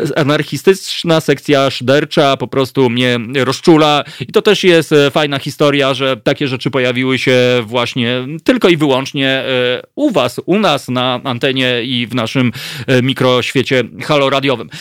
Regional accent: central Poland, Poland; also born or lived in Masovia; urodziłem się w centralnej Polsce

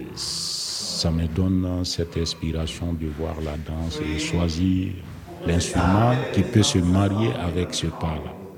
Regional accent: Burkina Faso; je viens du Burkina Faso

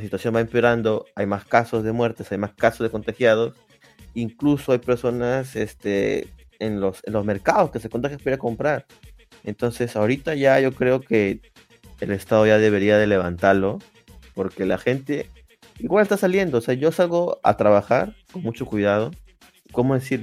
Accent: Peru; yo sea peruano

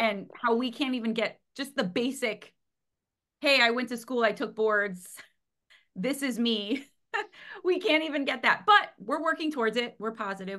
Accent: Cleveland, Ohio, United States; I'm from America, Cleveland, Ohio

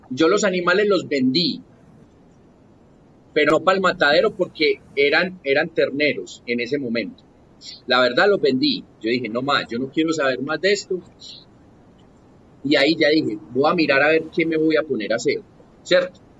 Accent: Paisa, Antioquia, Colombia; Mi alimentación fue basada en frijoles como buen paisa, arroz, arepa y aguacate.

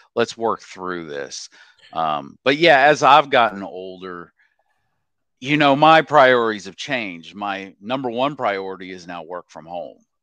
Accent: Oklahoma, United States; moved away as an adult; also born or lived in Nashville / Dallas; born and raised in Oklahoma

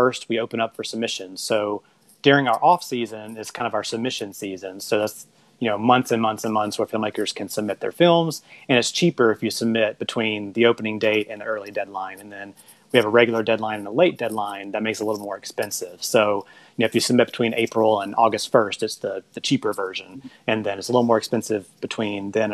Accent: West Point, Mississippi, United States; I'm from West Point, Mississippi

